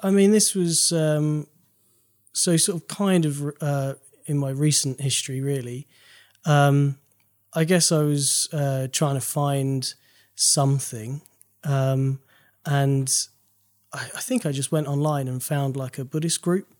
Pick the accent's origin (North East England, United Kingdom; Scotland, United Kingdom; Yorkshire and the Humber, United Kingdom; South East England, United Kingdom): South East England, United Kingdom; Maidstone; I'm from Maidstone in Kent.